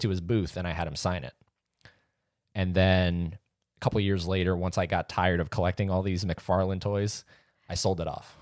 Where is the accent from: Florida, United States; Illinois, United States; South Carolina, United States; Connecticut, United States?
Florida, United States; St. Augustine; I was born in Saint Augustine